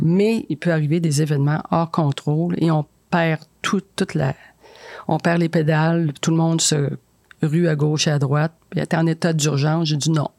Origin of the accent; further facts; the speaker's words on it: Chibougamau, Quebec, Canada; moved away; je viens de Chibougamau